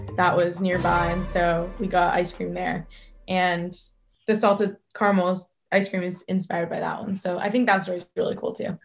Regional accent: Redmond, Washington, United States; also born or lived in Northern California; I was born in Northern California, and I grew up in the Pacific Northwest from the age of two. I recently just graduated Redmond High School

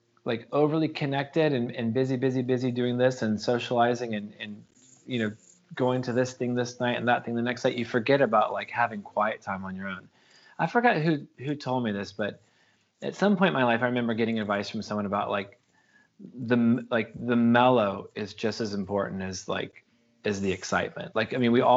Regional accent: North Carolina, United States; also born or lived in Los Angeles / San Francisco; now in Oakland, United States; I grew up in North Carolina on the East Coast of America, which is technically the South

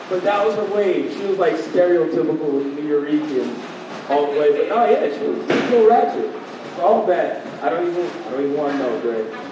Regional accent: New York, United States; I mean, we're from New York. She went to plenty of Puerto Rican day parades.

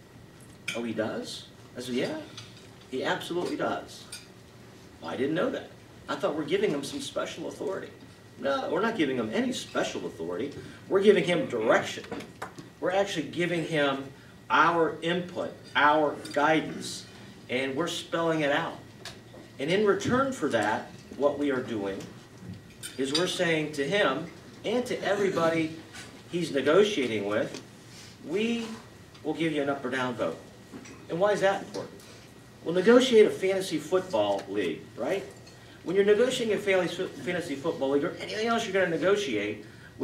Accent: Ohio, United States; I come from Ohio

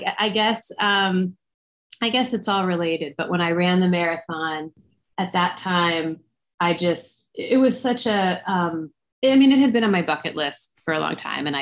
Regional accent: Atlanta, Georgia, United States; I'm from Atlanta, where Jeff Galloway really is a local legend

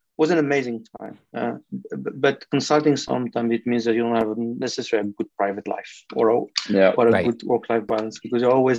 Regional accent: France; accent: French; English is a second language; That's my French accent now.

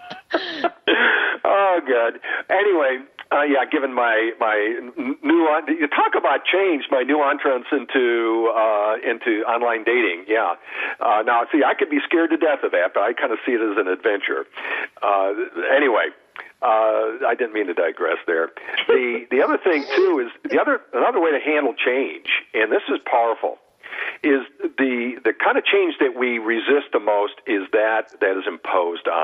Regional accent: Southern California, United States; I'm from Southern California

